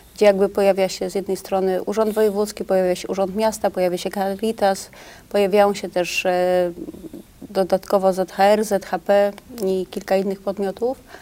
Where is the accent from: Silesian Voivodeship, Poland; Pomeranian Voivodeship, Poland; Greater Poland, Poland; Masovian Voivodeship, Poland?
Greater Poland, Poland; Poznań; Ja jestem jako poznanianka Wielkopolanka, nie ukrywam, szalenie dumna